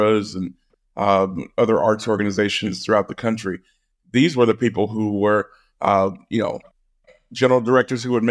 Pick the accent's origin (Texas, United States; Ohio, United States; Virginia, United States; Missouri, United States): Missouri, United States; rural; I was working in my home state